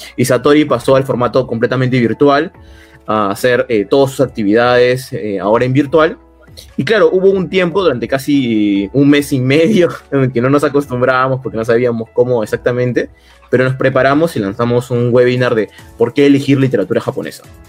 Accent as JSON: {"language": "Spanish", "country": "Peru", "said": "la mitad somos peruanos"}